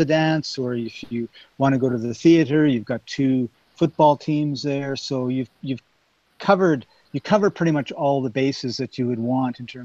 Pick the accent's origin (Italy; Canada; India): Canada; I'm from Canada